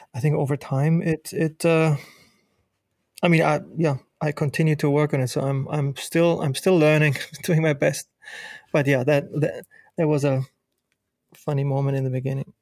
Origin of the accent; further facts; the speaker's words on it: Germany; moved away as an adult; now in United States; me growing up in Germany